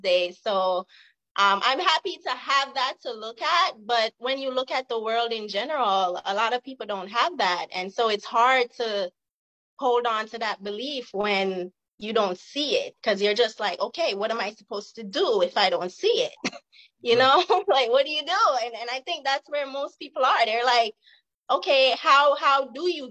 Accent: Jamaica; now in California, United States; I'm from the hood in Jamaica

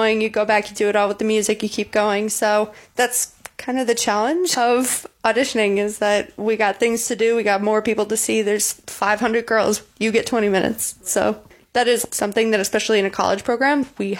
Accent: the Chicago suburbs, Illinois, United States; moved away as an adult; now in Muncie, United States; I'm from the Chicago suburbs

